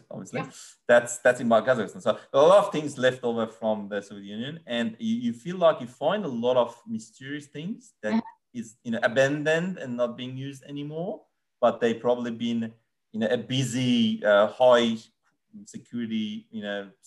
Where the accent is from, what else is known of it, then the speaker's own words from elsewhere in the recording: Iran; The, the, the, most unusual thing, I'm coming from Iran, like I've seen a lot of unusual things yeah. in Iran, like, you know, historical places, things like that.